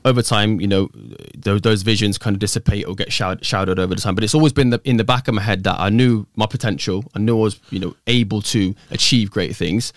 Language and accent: English; Coventry, West Midlands, United Kingdom; originally from, born and bred Coventry